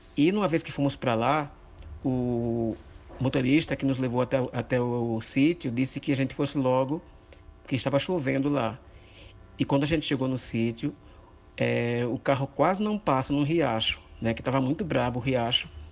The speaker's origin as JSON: {"language": "Portuguese", "area": "Mituaçu", "region": "Paraíba", "country": "Brazil", "said": "eu sou do Mituaçu"}